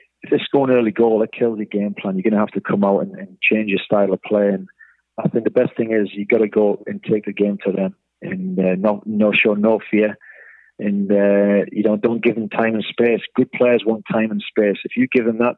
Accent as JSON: {"language": "English", "town": "Newcastle upon Tyne", "region": "North East England", "country": "United Kingdom", "tie": "born or raised there", "also_born_or_lived": "Wellington, New Zealand", "moved": "as an adult"}